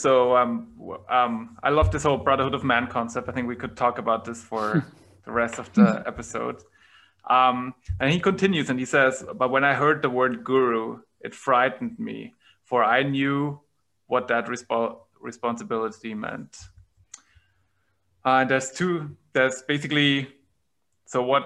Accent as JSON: {"language": "English", "country": "Austria", "tie": "born or raised there", "said": "I grew up Catholic in Austria"}